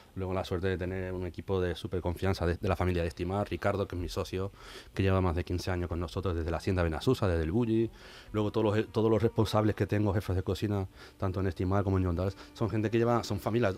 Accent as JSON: {"language": "Spanish", "town": "Seville", "region": "Andalusia", "country": "Spain", "moved": "yes", "said": "como sevillano"}